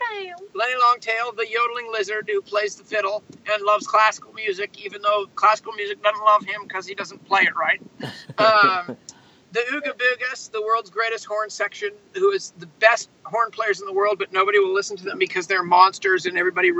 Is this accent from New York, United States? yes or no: no; Los Altos, California, United States; I grew up here in Los Altos.